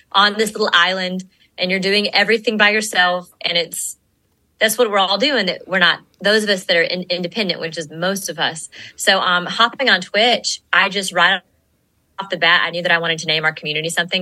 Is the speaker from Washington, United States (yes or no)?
no; Gainesville, Georgia, United States; I am from Gainesville, Georgia